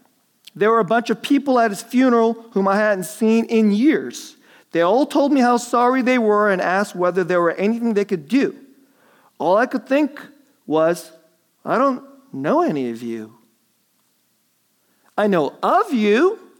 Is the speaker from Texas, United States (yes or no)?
yes; Dallas, Texas, United States; My dad was from Nebraska. My mom was from the Philippines. I grew up in Dallas.